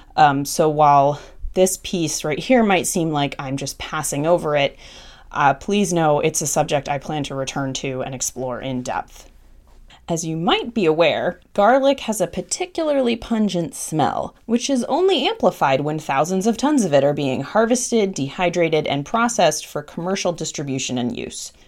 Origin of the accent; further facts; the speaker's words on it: Massachusetts, United States; growing up in Massachusetts